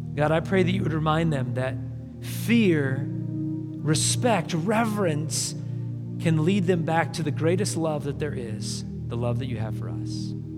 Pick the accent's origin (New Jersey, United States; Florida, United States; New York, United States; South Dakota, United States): South Dakota, United States; I grew up in South Dakota